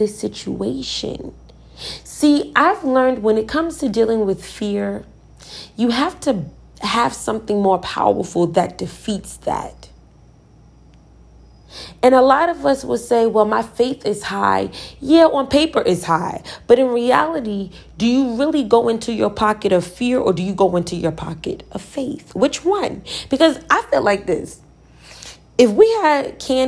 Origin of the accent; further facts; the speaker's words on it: Virginia, United States; I'm from Virginia